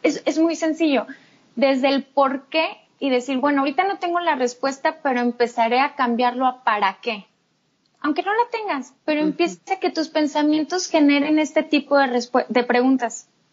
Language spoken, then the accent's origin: Spanish; Torreón, Coahuila, Mexico; also born or lived in United Kingdom; soy de Torreón